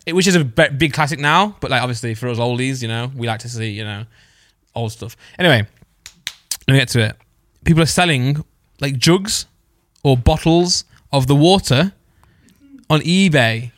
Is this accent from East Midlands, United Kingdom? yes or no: yes; East Midlands, United Kingdom; I'm from the East Midlands